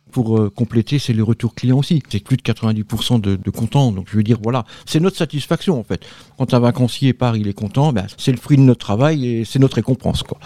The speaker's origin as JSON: {"language": "French", "town": "Nancy", "region": "Grand Est", "country": "France", "moved": "yes", "lives_now": "Var, France", "said": "moi, je viens de la Meurthe-et-Moselle, donc de Nancy. Maintenant, je vis dans le Var."}